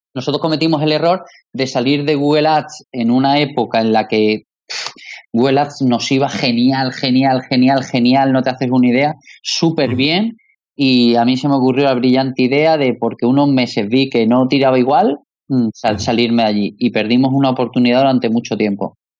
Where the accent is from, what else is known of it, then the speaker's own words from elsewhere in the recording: Málaga, Andalusia, Spain; somos malagueños